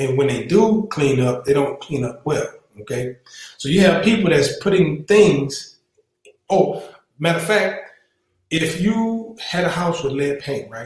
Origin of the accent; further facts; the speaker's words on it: the South, United States; I'm from the South.